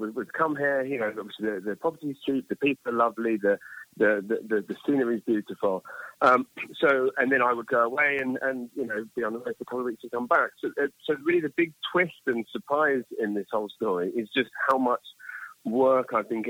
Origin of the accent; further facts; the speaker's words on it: London, United Kingdom; moved away as an adult; now in New Brunswick, Canada; I'm from London, England.